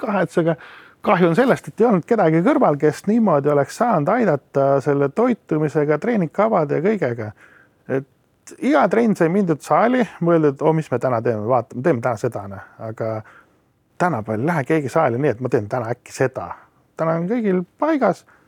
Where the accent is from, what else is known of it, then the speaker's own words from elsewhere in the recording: Estonia; also born or lived in Australia; ma olen ju eestlane